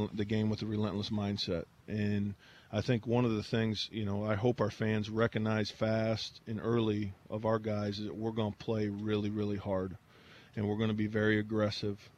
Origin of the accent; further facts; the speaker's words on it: Lakeville, Indiana, United States; moved away as an adult; also born or lived in Arizona; now in New York, United States; My wife and I are both from Indiana. Northern part of the state